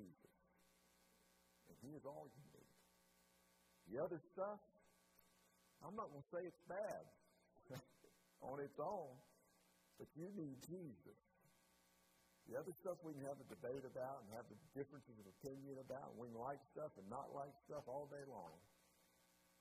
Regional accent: Chattanooga, Tennessee, United States; In the 1970s, I was born in Chattanooga, Tennessee

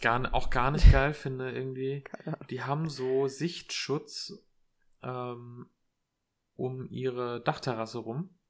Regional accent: Erlensee, Hesse, Germany; moved away; in meiner Heimat in Erlensee

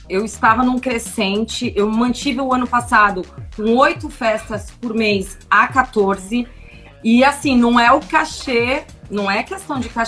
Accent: São Paulo, Brazil; now in Indaiatuba, Brazil; A gente veio de São Paulo e mora em Dayatuba acho que há quase três anos.

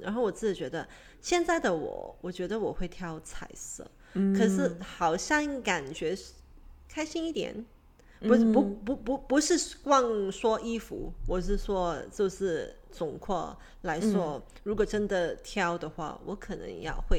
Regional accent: Hong Kong; 因为我从香港来，我就对这呃奶港式奶茶会 picky。

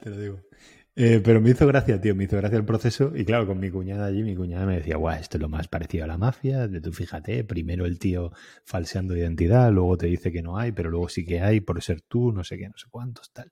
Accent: Alicante, Valencian Community, Spain; now in El Masnou, Spain; soy de Alicante

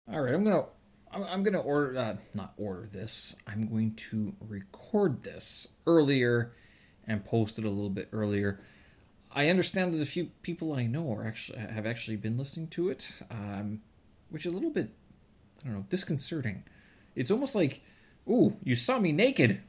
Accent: Canada; moved away as an adult

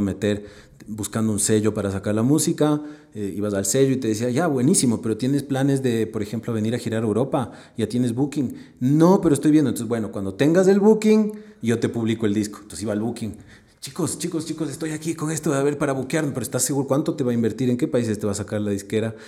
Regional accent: Ecuador; como ecuatoriano

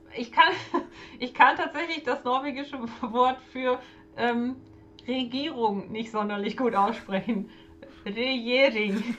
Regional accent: Germany; wir haben als Deutsche

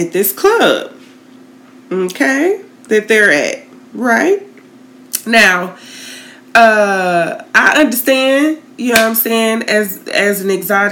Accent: Tallahassee, Florida, United States; I grew up in Tallahassee.

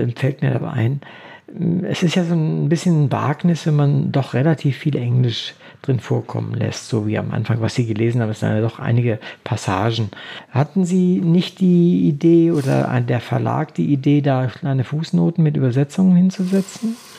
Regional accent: Wolfenbüttel, Lower Saxony, Germany; Ich komme ja aus, aus Niedersachsen, aus Wolfenbüttel

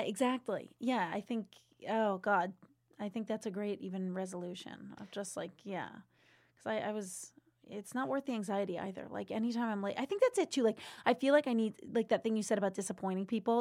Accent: Seekonk, Massachusetts, United States; I grew up in Seekonk, Mass, right outside of Providence

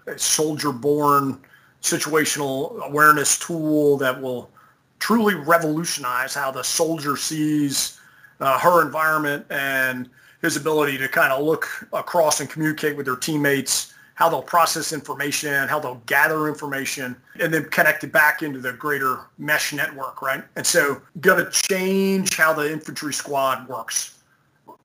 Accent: Edison, New Jersey, United States; I'm from Edison, New Jersey, where the Menlo Park Laboratory was

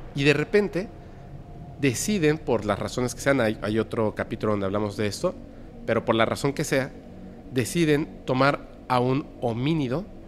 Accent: Mexico; somos mexicanos en Yucatán

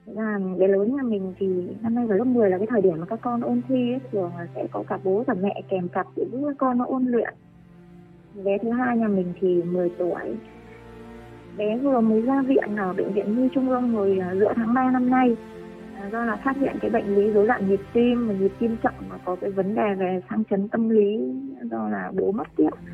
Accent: Bac Giang, Vietnam; một người dân bắc giang

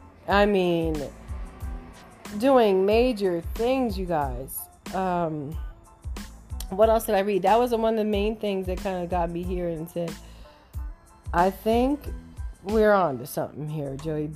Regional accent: Arizona, United States; I'm from Arizona.

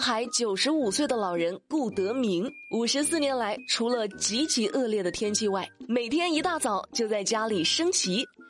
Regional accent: China; 我们也都为我们是中国人感到骄傲

